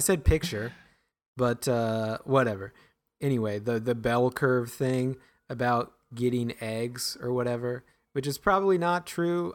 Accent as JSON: {"language": "English", "town": "Grinnell", "region": "Iowa", "country": "United States", "tie": "born or raised there", "said": "growing up in Grinnell, it's not really rural."}